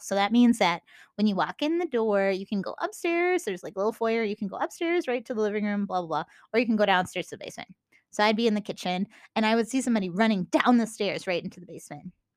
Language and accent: English; Minnesota, United States; accent: Minnesota; my Minnesota accent